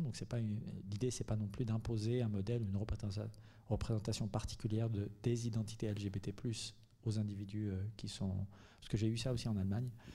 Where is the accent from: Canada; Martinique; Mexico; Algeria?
Algeria; moved away as an adult; now in Marseille, France; je suis venu à Marseille il y a vingt-cinq ans, donc j'étais en Algérie, j'ai grandi en Algérie, j'y suis né en grande partie, euh, j'y ai grandi